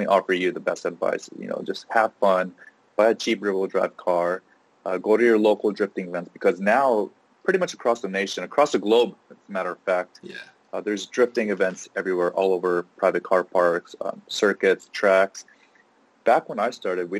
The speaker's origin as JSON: {"language": "English", "town": "Los Angeles", "region": "California", "country": "United States", "tie": "born or raised there", "said": "I grew up locally in Los Angeles"}